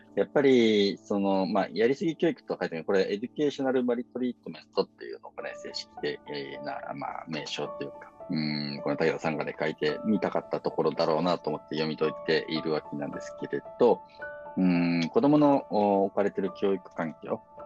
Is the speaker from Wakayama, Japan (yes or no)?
yes; Shingu, Wakayama, Japan; 和歌山県の新宮市、僕の、ね、出身の、まあ、高校、小中高、そこ出身なんですけれど